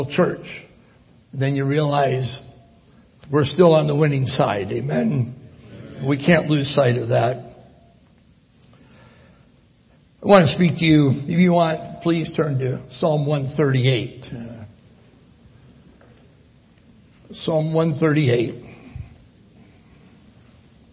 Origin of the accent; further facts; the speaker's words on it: Michigan, United States; moved away; also born or lived in Italy; I'm from Michigan